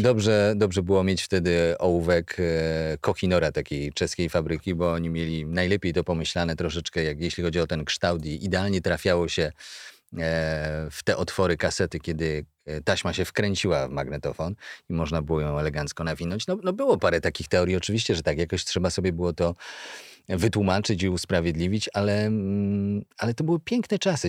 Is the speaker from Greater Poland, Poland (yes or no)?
yes; Kalisz, Greater Poland, Poland; pochodzę z Kalisza, z najstarszego miasta w Polsce